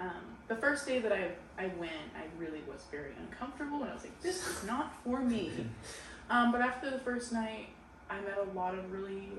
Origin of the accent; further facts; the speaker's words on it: Portland, United States; I'm actually from Portland.